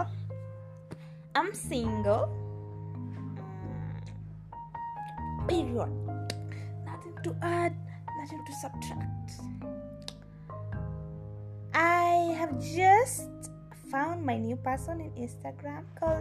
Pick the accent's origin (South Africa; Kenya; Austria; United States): Kenya; I'm not British, I'm Kenyan, with some ties in Uganda